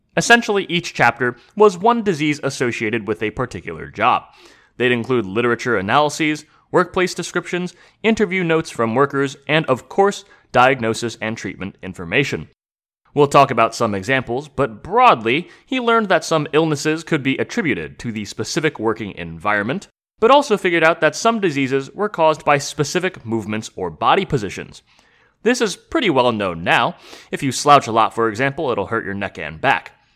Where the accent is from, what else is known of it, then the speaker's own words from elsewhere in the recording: United States; as an American